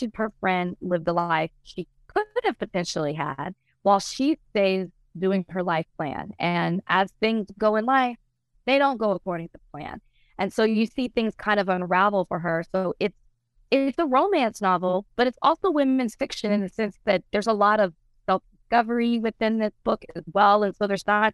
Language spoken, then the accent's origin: English; Texas, United States; I'm from Texas. I love to let everybody know I'm from Texas